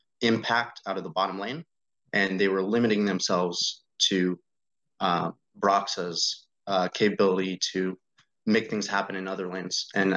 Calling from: Woodstock, Georgia, United States; From Woodstock, Georgia.

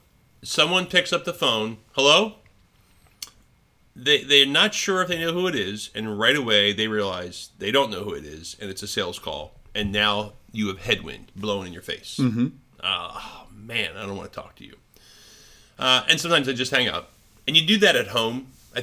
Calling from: Rhode Island, United States; I was calling from Rhode Island to Florida. And I had a Rhode Island number.

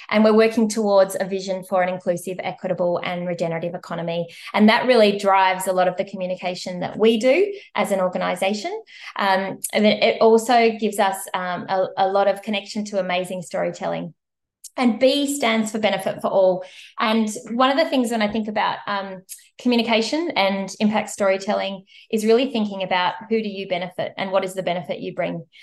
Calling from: Melbourne, Victoria, Australia; I'm joining you from Naarm, Melbourne, Australia, and Wurundjeri country.

